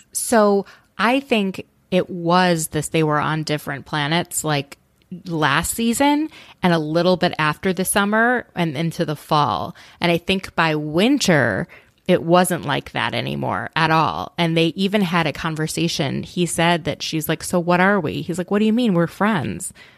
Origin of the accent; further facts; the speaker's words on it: Minnesota, United States; I'm from Minnesota